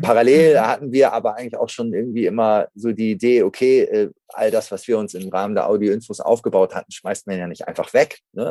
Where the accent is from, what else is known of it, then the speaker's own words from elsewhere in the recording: Hamburg, Germany; geboren in Hamburg, hier auch aufgewachsen